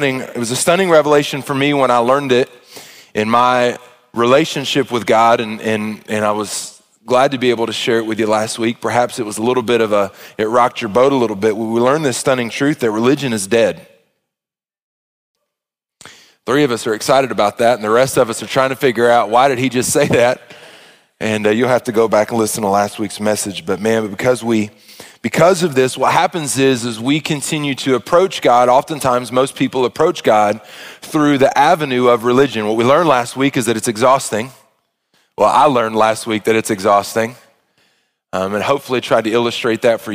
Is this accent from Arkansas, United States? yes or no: yes; Arkansas, United States; I was a single child growing up in Arkansas